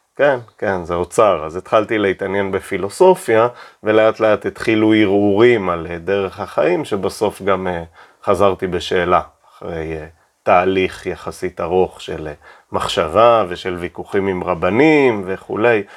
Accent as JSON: {"language": "Hebrew", "town": "Keshet", "region": "Golan Heights", "country": "Israel", "tie": "born or raised there", "moved": "yes", "lives_now": "Tel Aviv, Israel", "said": "זה הבית שגדלתי, בית אה, במושב קשת, מושב דתי."}